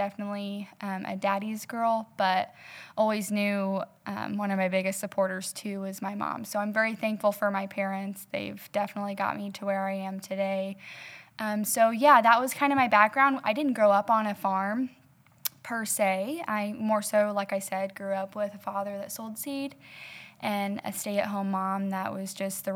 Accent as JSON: {"language": "English", "region": "South East Illinois", "country": "United States", "tie": "born or raised there", "said": "I was born and raised in South East Illinois with my family down south of Effingham"}